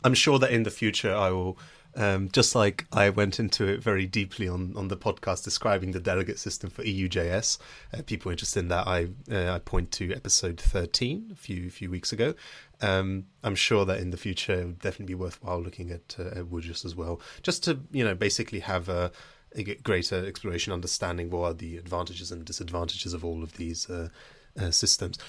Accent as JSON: {"language": "English", "country": "United Kingdom", "said": "someone who is a British Jewish student"}